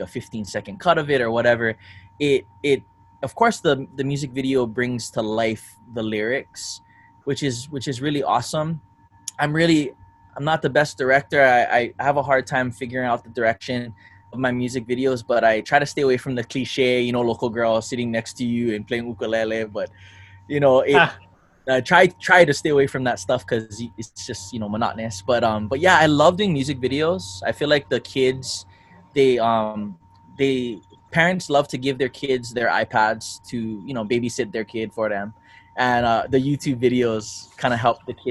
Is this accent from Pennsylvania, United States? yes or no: no; Kauai, Hawaii, United States; also born or lived in Oahu, Hawaii; And I was from Kauai too. So I grew up Oahu, and in Kauai, we lived on this plantation called Pakala.